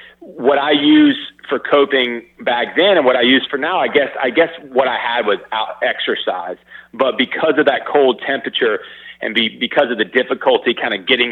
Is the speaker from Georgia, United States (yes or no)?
yes; Atlanta, Georgia, United States; moved away as an adult; also born or lived in Madison, Wisconsin; I grew up in Atlanta. I went up to school in Madison, Wisconsin